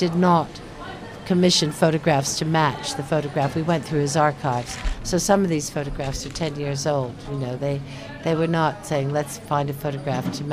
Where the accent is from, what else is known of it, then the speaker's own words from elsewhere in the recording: United States; now in London, United Kingdom; it's my own country, the United States